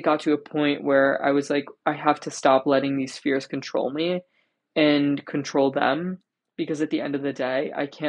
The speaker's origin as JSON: {"language": "English", "region": "New Jersey", "country": "United States", "said": "when I go home, which, like, I'm from New Jersey, when I go back to Jersey"}